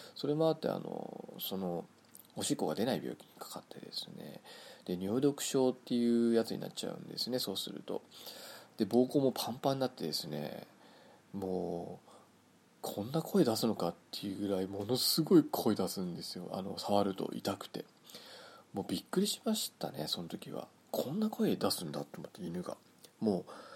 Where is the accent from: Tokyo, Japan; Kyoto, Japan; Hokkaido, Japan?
Hokkaido, Japan; moved away; 私の実家っていう北海道の、しかも結構北海道の中でも寒い方の地方だったんで